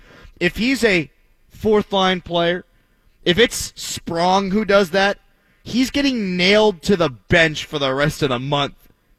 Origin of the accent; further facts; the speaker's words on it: Pittsburgh, Pennsylvania, United States; I was born and raised in Pittsburgh. Grew up watching Lemieux and Yager.